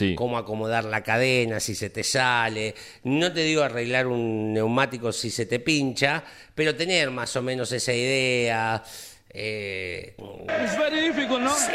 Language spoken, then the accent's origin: Spanish; Olavarría, Buenos Aires Province, Argentina; soy de Olavarría y en Olavarría es más importante que el fútbol